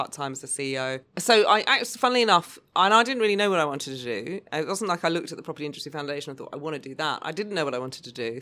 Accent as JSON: {"language": "English", "area": "Lewis, Outer Hebrides", "region": "Scotland", "country": "United Kingdom", "tie": "born or raised there", "also_born_or_lived": "Obuasi, Ghana", "moved": "yes", "lives_now": "Australia", "said": "I actually grew up between the Outer Hebrides and West Africa, Ghana, Obuasi."}